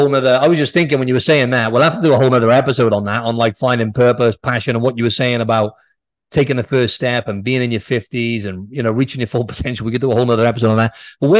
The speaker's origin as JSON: {"language": "English", "region": "Wales", "country": "United Kingdom", "said": "Yeah, I'm Welsh, actually, but..."}